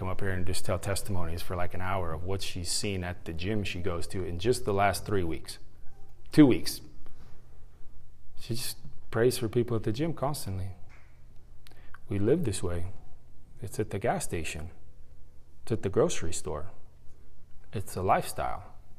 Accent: San Diego, California, United States; now in Carrollton, United States; I came from San Diego to Carrollton to speak at a youth conference

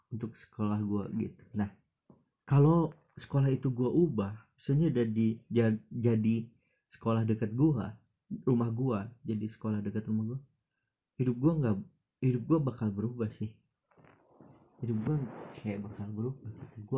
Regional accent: Batujajar, West Java, Indonesia; temen-temen gue di daerah gue gitu di Batu Jajar di Kabupaten Bandung Barat

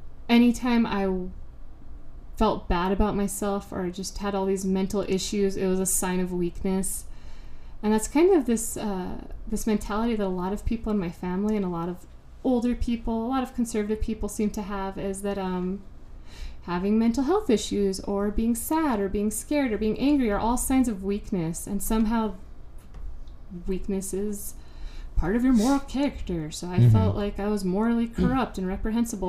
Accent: Albuquerque, New Mexico, United States; I was raised here in Albuquerque, New Mexico

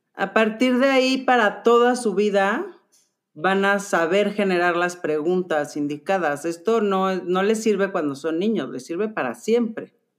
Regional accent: Mexico; nosotros como mexicanos

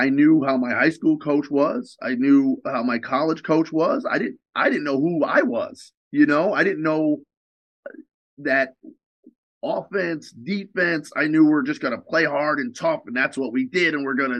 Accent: New York, United States; I'm from New York

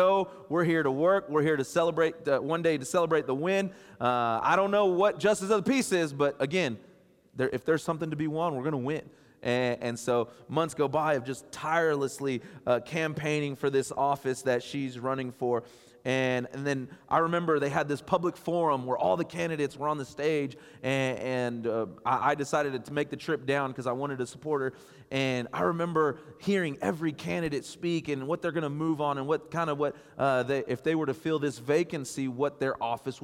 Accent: Borger, Texas, United States; now in Midland, United States; I'm from Borger, Texas

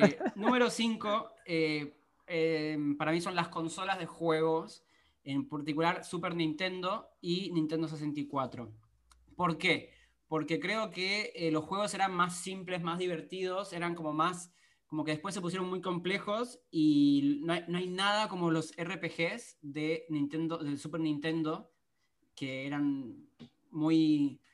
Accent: Argentina; soy argentino

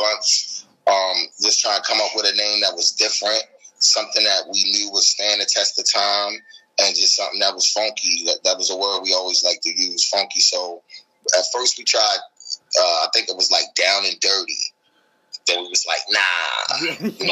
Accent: Baltimore, Maryland, United States; we come from Baltimore

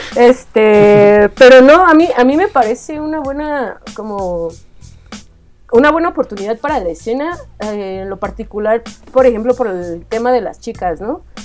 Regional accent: Ecatepec?, State of Mexico, Mexico; yo soy de Scali, el Estado de México

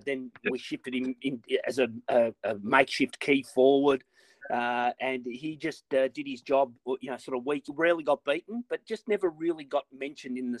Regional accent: Melbourne, Victoria, Australia; I was born here in Melbourne in 71

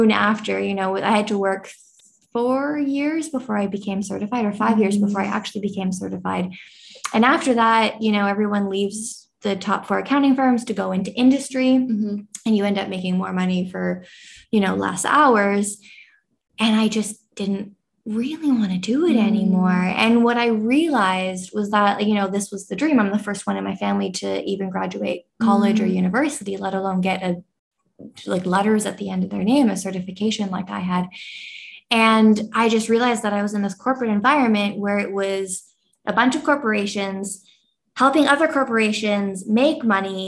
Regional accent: Canada; now in Bali, Indonesia; I am a Canadian living in Bali

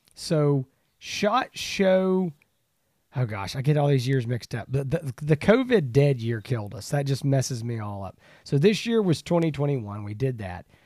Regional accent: East Texas, United States; we're both from East Texas

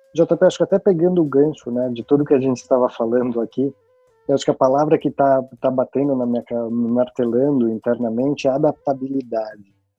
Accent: Brazil; moved away as an adult; eu até hoje me sinto, mesmo estando fora do Brasil já

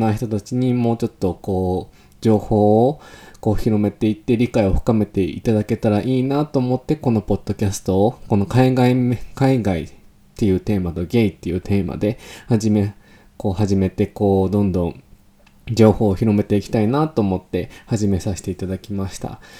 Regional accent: Fujisawa, Kanagawa, Japan; 日本の出身はなんと神奈川県出身でございます。皆さん知ってます神奈川県藤沢市の出身でございますね。

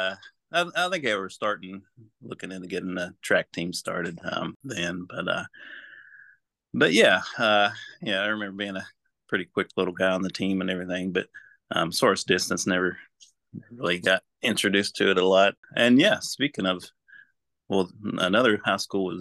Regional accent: Boone County, West Virginia, United States; I born and raised in Boone County

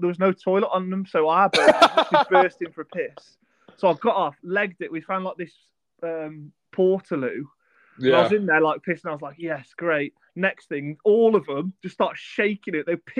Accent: England, United Kingdom; we're from England.

